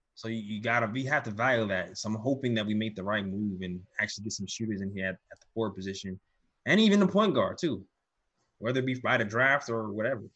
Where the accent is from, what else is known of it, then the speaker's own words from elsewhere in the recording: New York, United States; I'm from New York